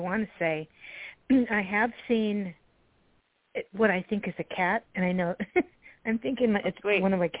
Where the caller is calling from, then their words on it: California, United States; I'm calling from California.